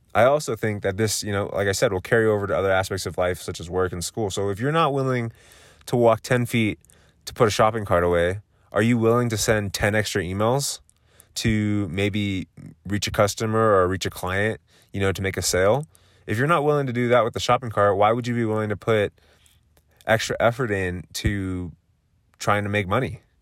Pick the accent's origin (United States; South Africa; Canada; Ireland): United States; Southern California; now in Colorado, United States; I am originally from Southern California, currently living in Colorado